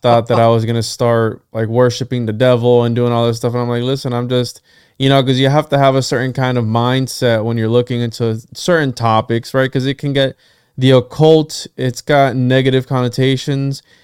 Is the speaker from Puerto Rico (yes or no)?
yes; Puerto Rico; first language Spanish; English is a second language; I'm from Puerto Rico and my first language is Spanish